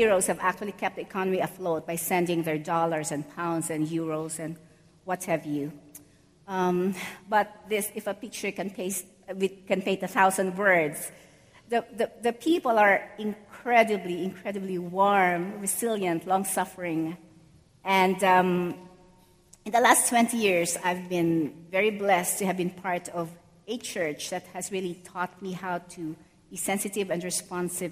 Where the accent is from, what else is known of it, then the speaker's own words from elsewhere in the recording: Philippines; moved away as an adult; now in New York City, United States; I grew up in the Philippines, and I came to New York City in 2012